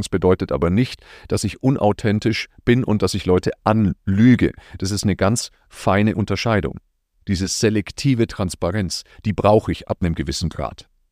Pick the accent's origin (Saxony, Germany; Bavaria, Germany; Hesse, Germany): Bavaria, Germany; Nuremberg; Ich komme aus Franken, aus Nürnberg